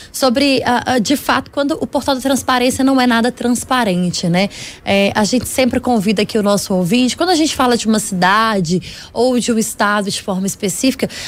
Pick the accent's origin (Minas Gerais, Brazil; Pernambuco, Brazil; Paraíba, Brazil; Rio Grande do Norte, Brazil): Minas Gerais, Brazil; eu espero, enquanto mineira, que a gente tenha em breve uma melhora no índice dos parlamentares mineiros, né?